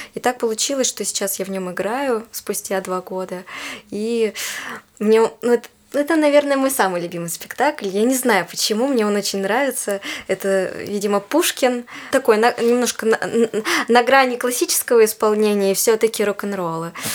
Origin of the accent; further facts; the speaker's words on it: Yekaterinburg, Sverdlovsk Oblast, Russia; also born or lived in Khanty-Mansiysk; now in Moscow, Russia; Я сама из Екатеринбурга